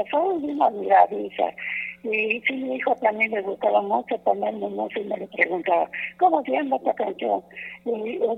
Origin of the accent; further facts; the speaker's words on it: Cortázar, Guanajuato, Mexico; now in Querétaro, Mexico; soy de Cortázar, Guanajuato.